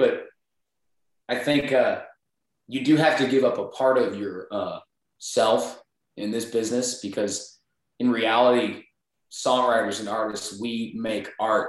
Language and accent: English; Northern Illinois, United States; moved away as an adult; now in Nashville, United States; I grew up in Northern Illinois.